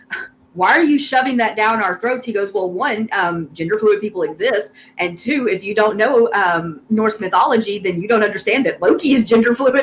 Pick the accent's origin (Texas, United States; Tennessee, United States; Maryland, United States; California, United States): Tennessee, United States; Memphis; accent: Southern; I'm from Memphis. I mean, I was actually the minority in my school, but I grew up with all those people